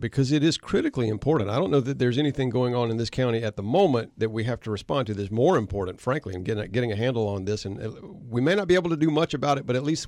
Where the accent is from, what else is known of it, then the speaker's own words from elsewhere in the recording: Conway, United States; I grew up in Conway and lived here, the majority of my life now